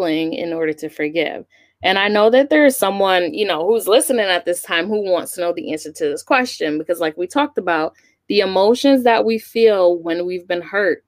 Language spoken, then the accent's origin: English; New York, United States; moved away as an adult; also born or lived in Huntsville, Alabama; now in New England, United States; growing up in New York